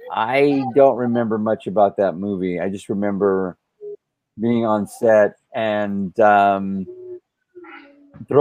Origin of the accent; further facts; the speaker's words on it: South Texas, United States; growing up, I grew up in South Texas